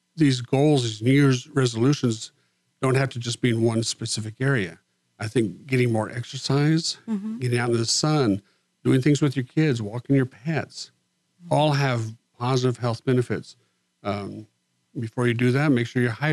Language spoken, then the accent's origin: English; Far West Texas, United States; moved away as an adult; also born or lived in Montgomery County, Texas; I was raised in Far West Texas, and for 30 years, that was my home.